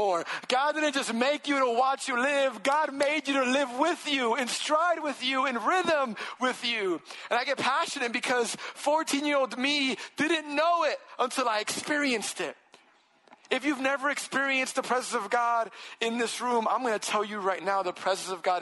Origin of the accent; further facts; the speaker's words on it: New York City, New York, United States; I'm from New York City and I lived in Washington Heights, Upper Manhattan area my whole life.